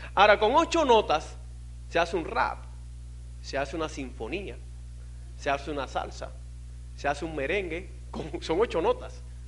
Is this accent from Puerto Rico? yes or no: no; Cuba; moved away as an adult; also born or lived in Miami; yo vine en balsa de Cuba